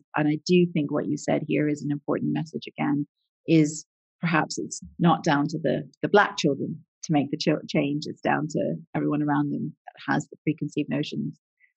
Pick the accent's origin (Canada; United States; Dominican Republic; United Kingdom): Canada; I grew up in Canada. So we're a multicultural country